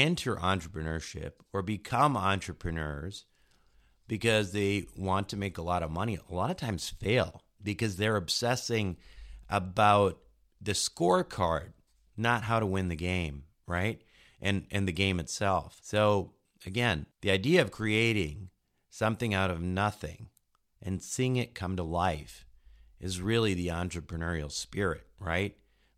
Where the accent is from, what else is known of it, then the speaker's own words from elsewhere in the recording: Minnesota, United States; When I was a kid growing up in Minnesota